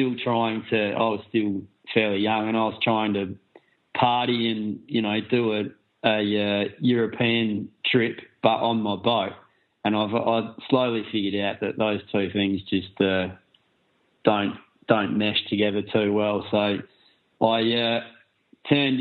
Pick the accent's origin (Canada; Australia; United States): Australia; Adelaide, South Australia; moved away as an adult; We're both from Australia. I'm from Adelaide